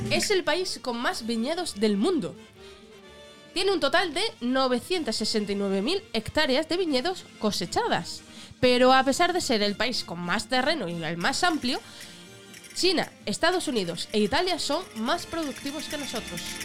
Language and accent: Spanish; Extremadura, Spain; extremeños somos la caña